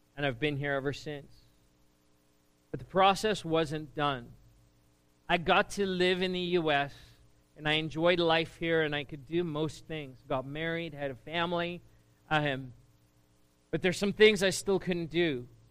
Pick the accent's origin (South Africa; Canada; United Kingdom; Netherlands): South Africa; moved away as an adult; now in United States; I grew up in South Africa, and uh, school in South Africa is very different to what it is here